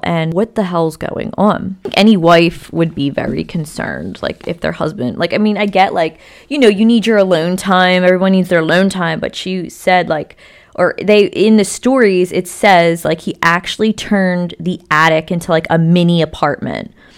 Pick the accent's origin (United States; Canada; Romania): United States; Philadelphia, Pennsylvania; I was born and raised in Philly